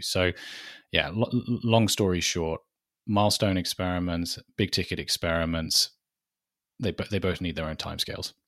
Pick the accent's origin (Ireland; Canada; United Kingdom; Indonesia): United Kingdom; accent: British; if the accent doesn't give it away, I am British